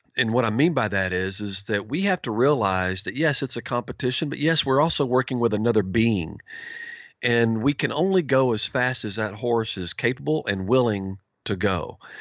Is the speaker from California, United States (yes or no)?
no; Campbell, Texas, United States; also born or lived in Sulphur Springs, Texas; I was born and raised in East Texas